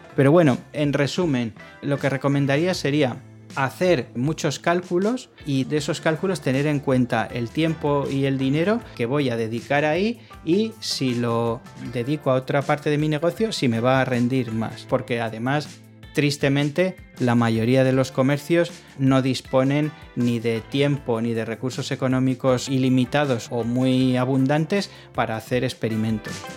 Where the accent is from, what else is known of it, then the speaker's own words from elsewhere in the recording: Arrigorriaga, Basque Country, Spain; mi pueblo se llama Arrigorriaga